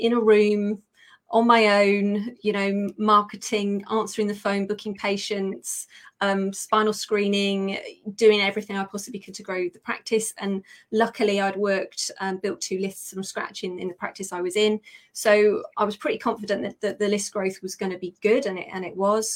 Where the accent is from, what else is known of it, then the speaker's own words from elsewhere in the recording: United Kingdom; accent: British; I am a Brit